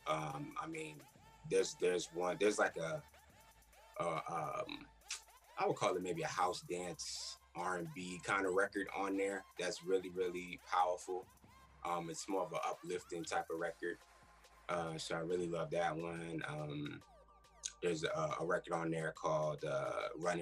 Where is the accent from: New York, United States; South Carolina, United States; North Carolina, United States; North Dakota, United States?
New York, United States; New York City; I'm from Queens, New York. So I've always been around music